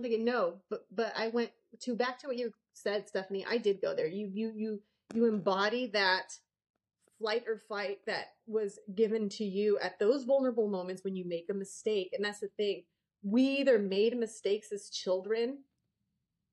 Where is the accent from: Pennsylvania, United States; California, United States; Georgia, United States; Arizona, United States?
Arizona, United States; I grew up in Arizona